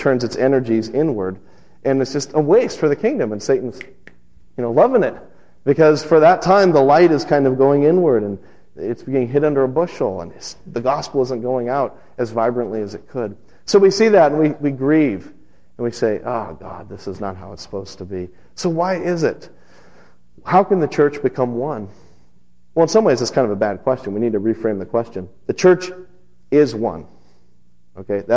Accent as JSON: {"language": "English", "town": "Las Vegas", "region": "Nevada", "country": "United States", "tie": "born or raised there", "moved": "yes", "said": "the church I grew up in out in Las Vegas"}